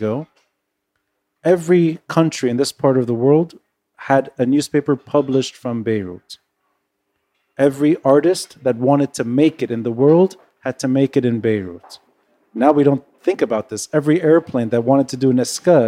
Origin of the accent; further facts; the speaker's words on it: United States; now in Lebanon; I was born in the States. I have a U.S. passport.